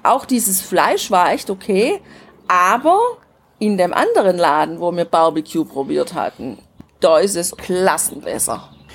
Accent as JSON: {"language": "German", "country": "Germany", "said": "bei uns zu Hause in Deutschland"}